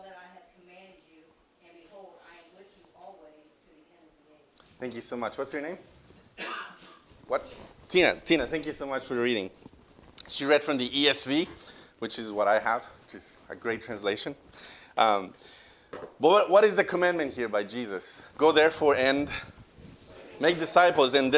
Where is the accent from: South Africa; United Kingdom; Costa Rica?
Costa Rica; moved away as an adult; also born or lived in Louisiana, United States; now in United States; I am from Costa Rica